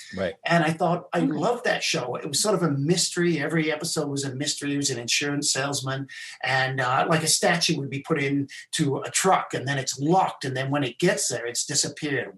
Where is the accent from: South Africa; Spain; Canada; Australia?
South Africa; also born or lived in England; I was born in England. I left when I was nine. I went to South Africa.